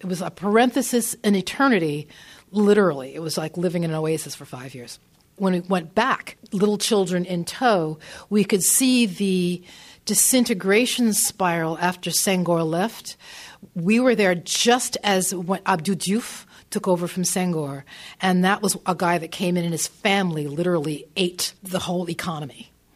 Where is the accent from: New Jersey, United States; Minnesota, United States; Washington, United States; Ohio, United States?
New Jersey, United States; northern; I grew up in northern New Jersey.